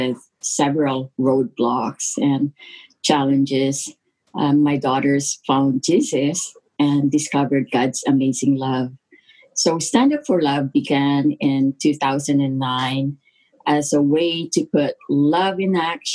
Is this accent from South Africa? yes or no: no; Philippines; now in Alberta, Canada; I was born in the Philippines and migrated to Canada in 1974 after my sister sponsored my parents and my three other siblings. Life in the Philippines was tough back then